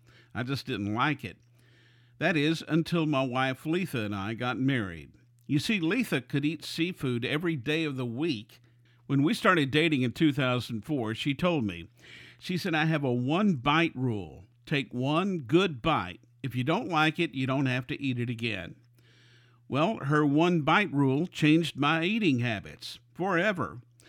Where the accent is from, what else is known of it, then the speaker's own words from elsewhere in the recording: Houston, Texas, United States; Growing up in Houston as a kid, I was a very picky eater.